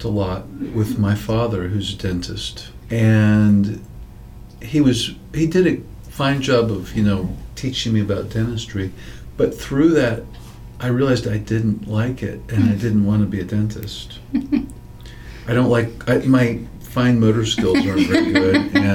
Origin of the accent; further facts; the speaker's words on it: Kansas City, Missouri, United States; now in Arkansas, United States; I'm originally from Kansas City, Missouri.